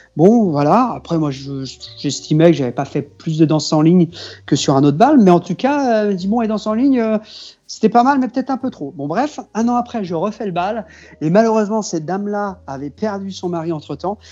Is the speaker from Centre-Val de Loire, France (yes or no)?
no; near Cholet, Pays de la Loire, France; je viens du Maine-et-Loire, moi, du côté de Cholet